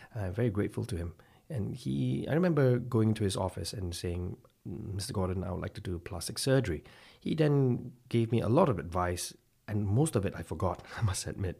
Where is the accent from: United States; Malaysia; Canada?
Malaysia; now in Belfast, United Kingdom; I'm from Malaysia, actually, and I've, uh, hailed from a small little town called Sathyawan in Malaysia with a population of less than ten thousand at a time.